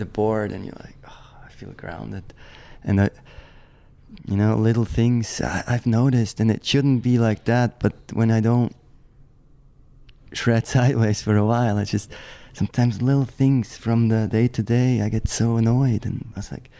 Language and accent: English; German-speaking Switzerland, Switzerland; growing up in the German speaking part of Switzerland